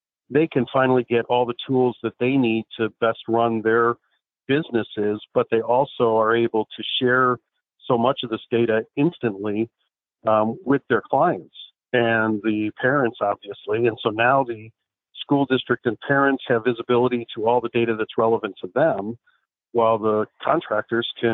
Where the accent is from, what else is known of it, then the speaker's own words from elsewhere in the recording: Chicago, Illinois, United States; I grew up in Chicago